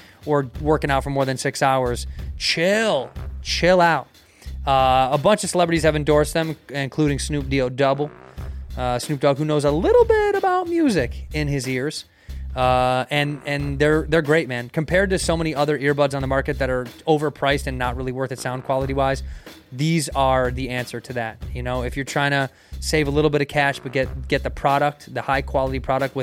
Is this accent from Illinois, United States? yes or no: yes; Chicago, Illinois, United States; I grew up in Chicago in that era